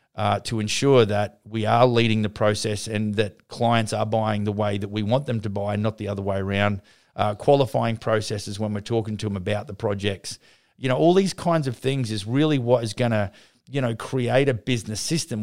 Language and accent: English; Brisbane, Queensland, Australia; Brisbane, my hometown